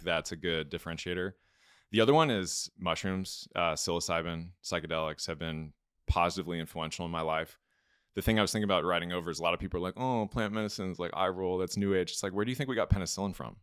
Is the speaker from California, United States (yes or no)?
yes; Los Angeles, California, United States; moved away as an adult; also born or lived in Georgia; growing up in Los Angeles